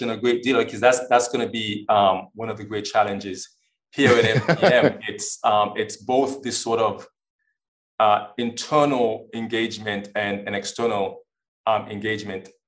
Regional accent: U.S. Virgin Islands; also born or lived in Maine / Washington / Oklahoma; now in Wisconsin, United States; I'm originally from the Virgin Islands. Uh, I lived in Maine. I lived in Washington. Um, I lived in Oklahoma

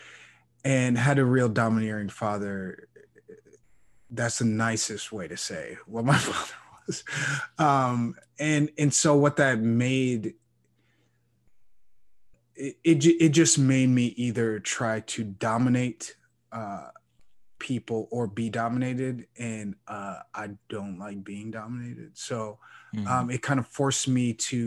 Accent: Chicago, Illinois, United States; growing up in Chicago

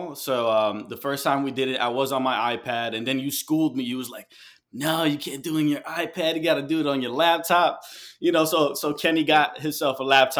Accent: Guayaquil, Guayas, Ecuador; Well, I'm Ecuadorian and from Guayaquil, and my father's side is from Medellin and Bogota.

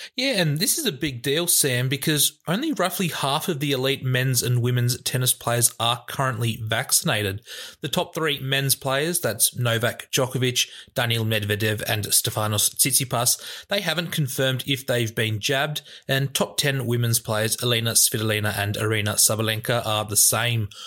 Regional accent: New South Wales, Australia; I'm from New South Wales

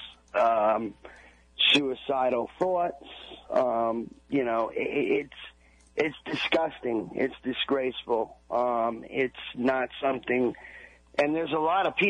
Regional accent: Long Island, New York, United States; I grew up on Long Island

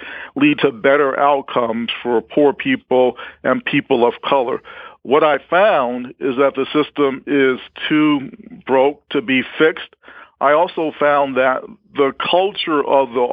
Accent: Chicago, Illinois, United States; I grew up in Chicago, a young Black man

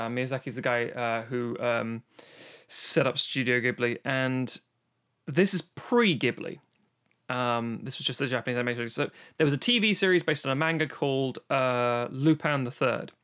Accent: London, United Kingdom; growing up in London

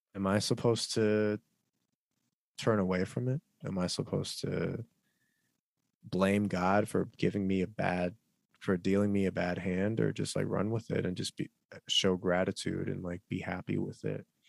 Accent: United States; as an American, Korean American person

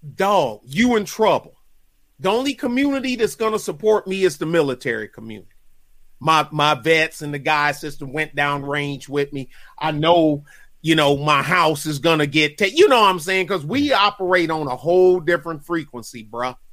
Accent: New York City, New York, United States; I'm from Crown Heights, and my family is Jamaica.

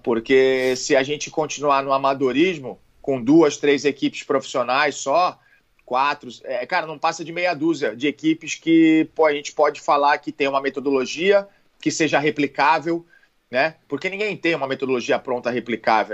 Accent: Santos, São Paulo, Brazil; Eu sou de Santos

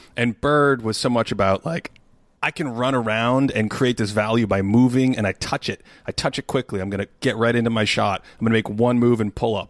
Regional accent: Boston, Massachusetts, United States; I grew up in Boston

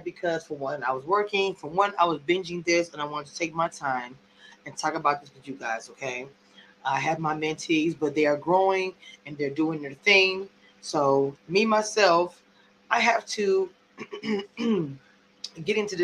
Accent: Louisiana, United States; I'm also from Louisiana

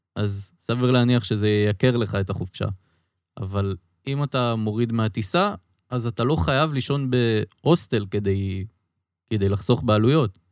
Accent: Israel; אני ישראלי

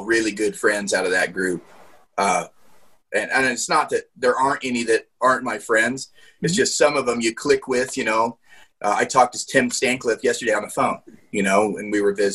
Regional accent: Central Nebraska, United States; I'm from Central Nebraska

